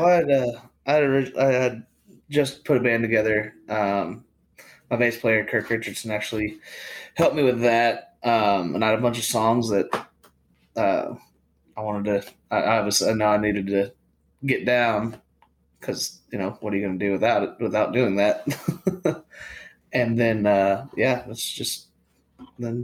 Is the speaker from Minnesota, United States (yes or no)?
no; Prosper, Texas, United States; I grew up in Prosper, Texas. Uh, K through twelve, I was there the entire time